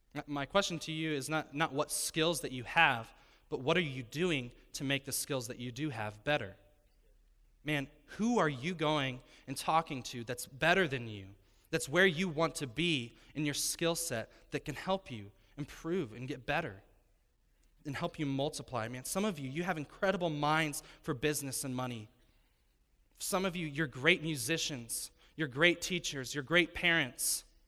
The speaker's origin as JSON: {"language": "English", "town": "Denver", "region": "Colorado", "country": "United States", "tie": "born or raised there", "moved": "as an adult", "lives_now": "Florida, United States", "said": "we were born and raised in Denver, Colorado"}